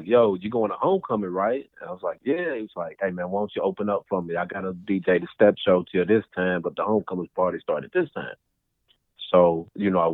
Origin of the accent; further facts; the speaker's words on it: United States; I'm from Victory Park